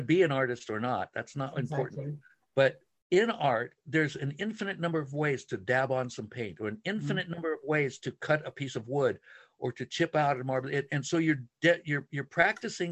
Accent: San Francisco, Santa Monica, Laguna, California, United States; I was born in San Francisco and then Santa Monica and then, you know, Laguna for 50 some years now

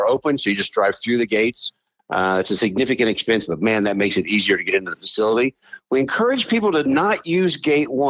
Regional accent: Southern Indiana, United States; also born or lived in Washington, D.C.; now in Louisville, United States; I'm from Southern Indiana

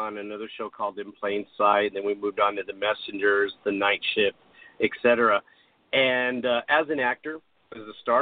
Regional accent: Albuquerque, New Mexico, United States; growing up in Albuquerque

